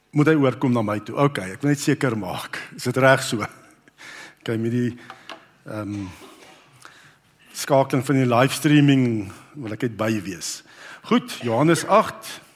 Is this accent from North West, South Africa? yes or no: yes; Brits, North West, South Africa; toe ek nou groot geword het op Brits